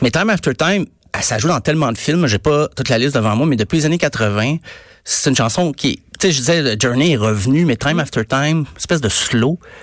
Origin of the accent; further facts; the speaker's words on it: Estrie, Quebec, Canada; je viens de l'Estrie, là. Je viens de la campagne